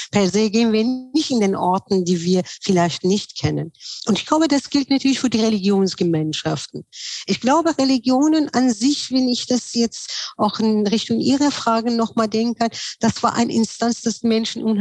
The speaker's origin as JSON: {"language": "German", "town": "Tehran", "region": "Tehran Province", "country": "Iran", "tie": "born or raised there", "said": "Ich bin ja in Teheran aufgewachsen, weil ich war, meine Familie waren muslimisch Hintergründen, aber auf der Straße, wo ich gewohnt habe, die waren sehr viel Bahais Kinder"}